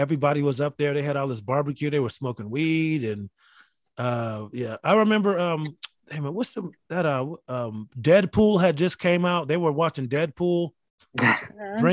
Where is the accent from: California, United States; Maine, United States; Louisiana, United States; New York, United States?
New York, United States; Rochester; moved away; there's 10,000 people there in my hometown.